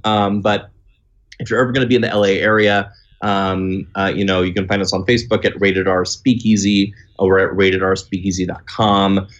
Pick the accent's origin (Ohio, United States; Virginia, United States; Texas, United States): Texas, United States; now in Los Angeles, United States; I was born in California, uh, before I, this is before I moved to Texas, where I grew up